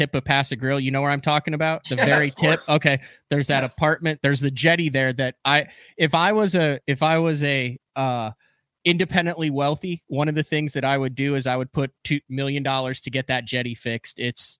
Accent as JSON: {"language": "English", "area": "Fort De Soto", "region": "Florida", "country": "United States", "said": "I'm from Fort DeSoto"}